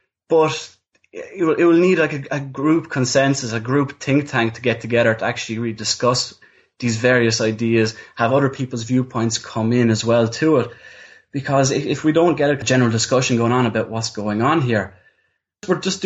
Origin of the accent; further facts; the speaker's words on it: Ireland; we're Irish, we're living in Ireland